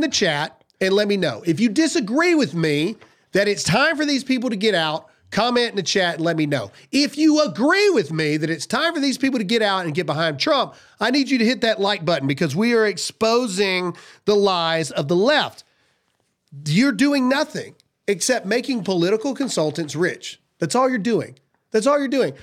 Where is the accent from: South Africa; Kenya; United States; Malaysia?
United States; the South; I'm from the South